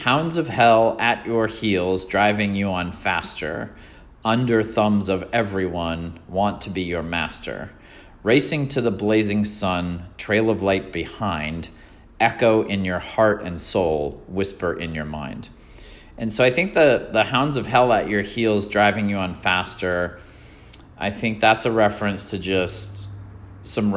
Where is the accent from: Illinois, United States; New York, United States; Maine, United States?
Maine, United States; moved away as an adult; now in California, United States; I grew up in Maine and I was an East Coast guy